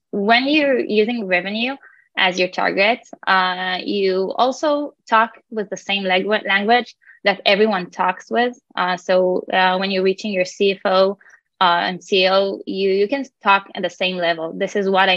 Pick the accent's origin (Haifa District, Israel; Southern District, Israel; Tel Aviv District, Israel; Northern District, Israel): Tel Aviv District, Israel; Tel Aviv; I'm from Tel Aviv, working as a PMM at InfiniGrow.